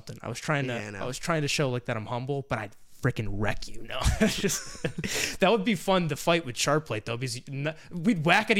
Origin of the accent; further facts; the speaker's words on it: New York, United States; I am from New York.